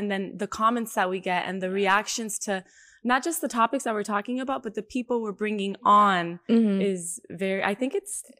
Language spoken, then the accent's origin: English; Miami, Florida, United States; accent: Miami accent; we have the Miami accent, so it's only fair to like love Miami. Thank you, Miami, for my acento.